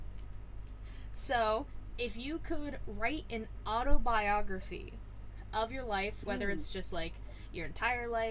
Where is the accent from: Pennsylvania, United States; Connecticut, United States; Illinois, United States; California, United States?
Pennsylvania, United States; Pittsburgh; Payback's in my hometown. It's in Pittsburgh